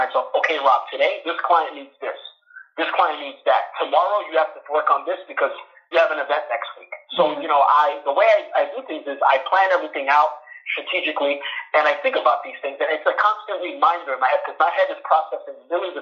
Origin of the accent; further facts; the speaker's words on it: New York City, New York, United States; I was born and raised in New York City